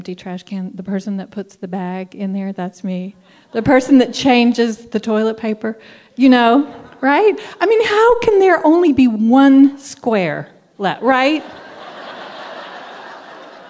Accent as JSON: {"language": "English", "region": "Southern Appalachia", "country": "United States", "tie": "born or raised there", "also_born_or_lived": "Tucson, Arizona", "moved": "as an adult", "said": "I grew up in Southern Appalachia"}